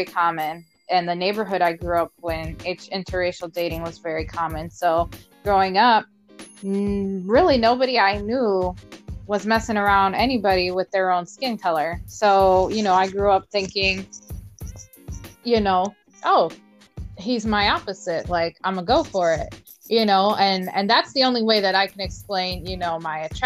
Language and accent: English; Toledo, Ohio, United States; growing up in Toledo, the side of town that I was on, you know, we were all culturally intermixed